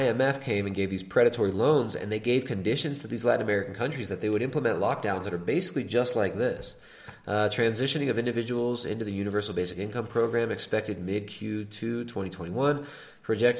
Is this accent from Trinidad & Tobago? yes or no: no; Canada; As a Canadian, and more importantly, as a parent who wants a better future